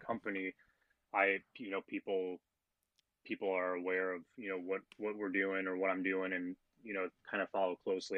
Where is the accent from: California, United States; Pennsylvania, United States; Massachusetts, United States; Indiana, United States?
Indiana, United States; Valparaiso; coached at Valparaiso University, which is my hometown